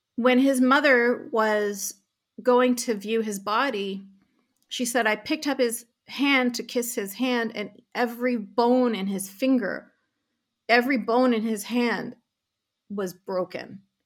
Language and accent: English; Canada; I was really, really privileged to be born and raised in Canada